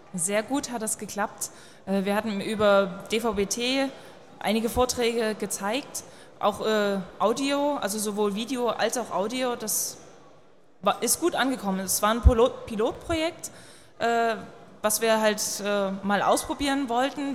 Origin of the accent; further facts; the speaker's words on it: Dresden, Saxony, Germany; Ich bin selbst aus Dresden